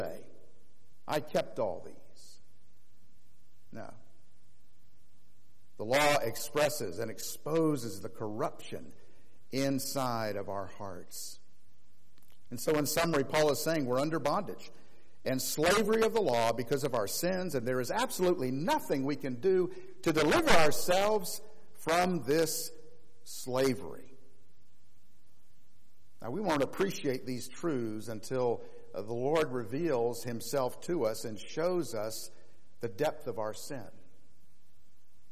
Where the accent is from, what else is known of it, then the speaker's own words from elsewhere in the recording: Florida, United States; growing up in Florida, we didn't have any mountains